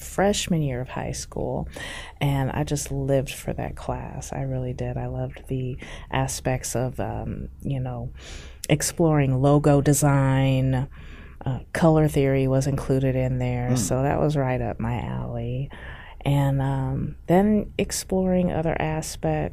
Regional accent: Omaha, Nebraska, United States; I am originally from Omaha, Nebraska

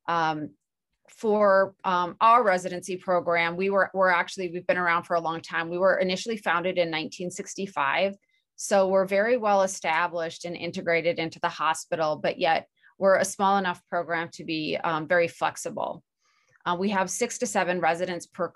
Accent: Minnesota, United States; moved away as an adult; also born or lived in Chicago, Illinois / Washington; now in Utah, United States; I'm originally from Minnesota

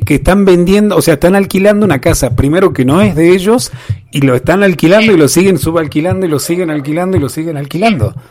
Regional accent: Tilcara, Jujuy, Argentina; nosotros somos lugareños, somos jujeños, tilcareños

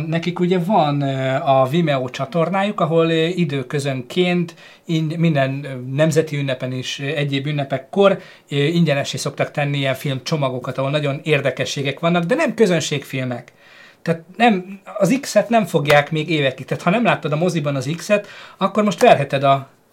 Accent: Hungary; magyarok vagyunk

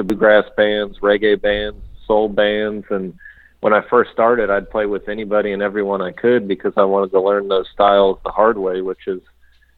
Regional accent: United States; I'm American

